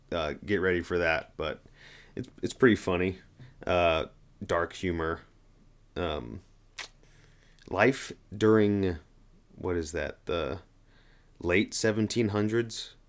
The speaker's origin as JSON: {"language": "English", "region": "Oklahoma", "country": "United States", "said": "I'm like from Oklahoma. That's a different kind of cowboy, an Oklahoman cowboy, you know?"}